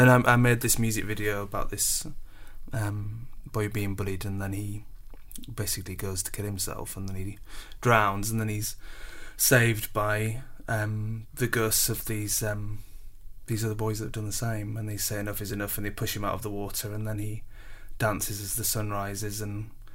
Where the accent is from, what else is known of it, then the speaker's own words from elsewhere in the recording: Scarborough, Yorkshire and the Humber, United Kingdom; moved away; growing up in Scarborough, it's a really wonderful place